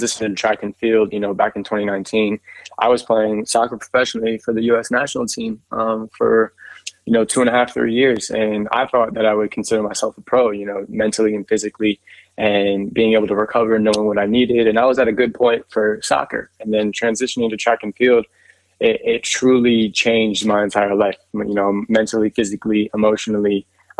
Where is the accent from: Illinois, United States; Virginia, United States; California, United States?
Virginia, United States; growing up in Virginia and experiencing, you know, all four seasons in one day